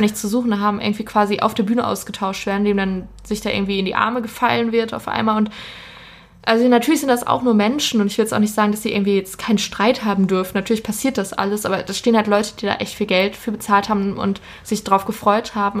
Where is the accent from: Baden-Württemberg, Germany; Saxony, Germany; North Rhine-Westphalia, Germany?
North Rhine-Westphalia, Germany; Ruhr area; ich komme aus dem Ruhrgebiet